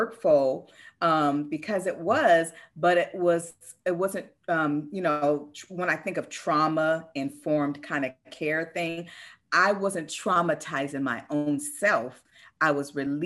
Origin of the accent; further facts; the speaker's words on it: Seattle, Washington, United States; I'm from Seattle, one of the number one suicide cities in the US